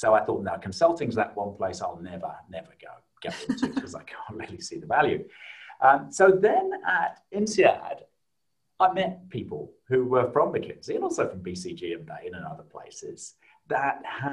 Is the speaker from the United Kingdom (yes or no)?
yes; South Lincolnshire, East Midlands, United Kingdom; now in Australia; I grew up in a small town in South Lincolnshire in the UK